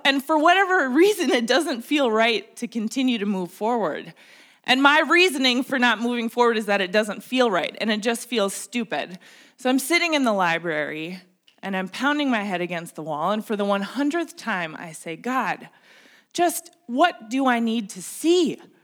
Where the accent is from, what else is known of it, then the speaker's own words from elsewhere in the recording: Minnesota, United States; I grew up here in Minnesota